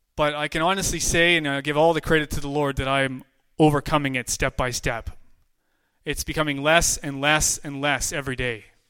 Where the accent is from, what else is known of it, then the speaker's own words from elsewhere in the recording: Williams Lake, British Columbia, Canada; I'm from Williams Lake, British Columbia.